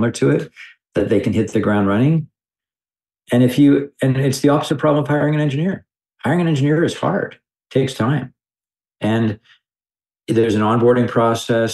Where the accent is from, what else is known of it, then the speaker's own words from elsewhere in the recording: Canada; I'm a Canadian